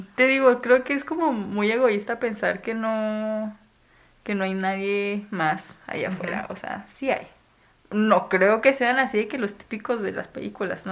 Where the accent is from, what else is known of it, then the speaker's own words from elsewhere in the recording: Chihuahua, Mexico; Soy de Chihuahua